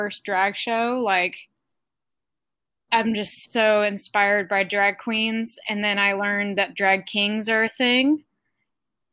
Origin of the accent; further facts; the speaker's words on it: Arkansas, United States; moved away; I'm from Arkansas